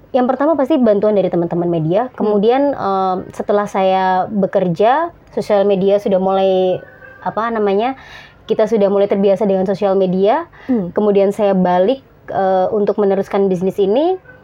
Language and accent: Indonesian; Surakarta, Central Java, Indonesia; moved away as an adult; saya SD, SMP, SMA sampai kuliah saya di Solo juga.